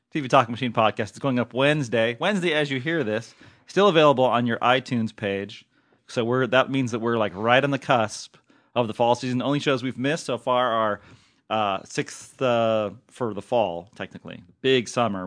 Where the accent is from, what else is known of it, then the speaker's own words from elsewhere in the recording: Oakland, California, United States; my hometown, by the way, Oaktown